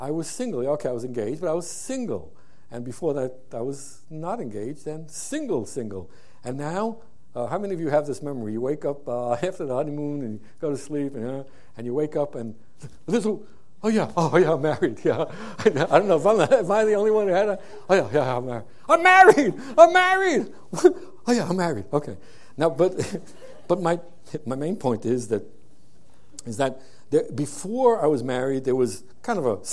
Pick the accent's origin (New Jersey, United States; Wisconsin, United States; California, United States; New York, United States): New York, United States; New York City; moved away; I was raised in Brooklyn